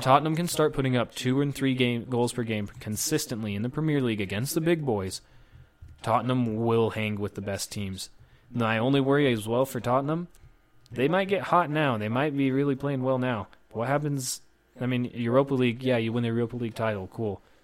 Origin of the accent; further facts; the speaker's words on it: United States; also born or lived in Spain; as an American